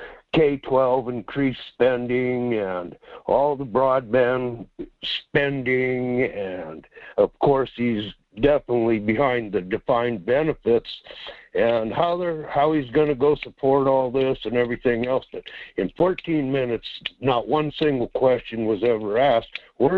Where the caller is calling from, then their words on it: Quinhagak, Alaska, United States; Yes, good morning. It's … out here in Quinhawk.